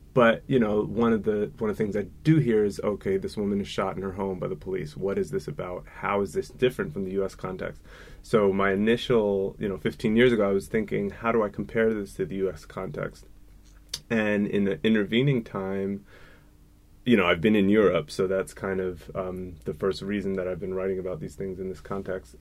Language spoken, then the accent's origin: English; New Jersey, United States; moved away as an adult; also born or lived in Germany; I grew up in New Jersey